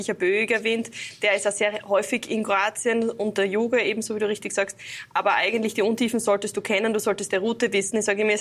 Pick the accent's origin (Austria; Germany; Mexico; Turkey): Austria; Graz, Styria; Und ich als Grazerin habe dann doch immer ein bisschen eine Anreise zu den diversen Seen.